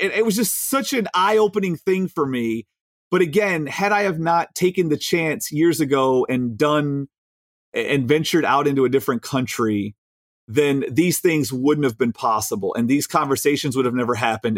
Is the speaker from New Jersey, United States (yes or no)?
no; Chicago, Illinois, United States; we're from Chicago